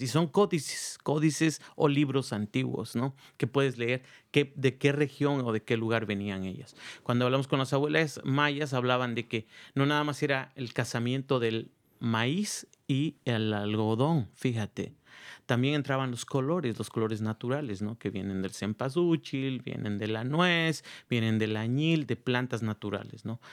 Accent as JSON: {"language": "Spanish", "region": "Oaxaca", "country": "Mexico", "moved": "yes", "lives_now": "Marin County, United States", "said": "soy de la ciudad de Oaxaca"}